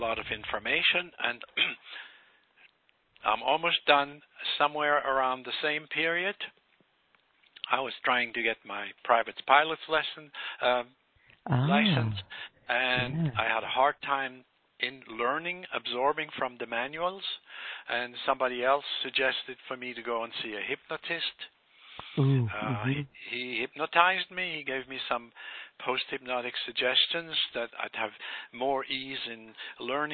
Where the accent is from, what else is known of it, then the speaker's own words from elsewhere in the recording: Switzerland; moved away as an adult; also born or lived in Bermuda / Bahamas; I was born in Switzerland by some very, very conservative and scientific parents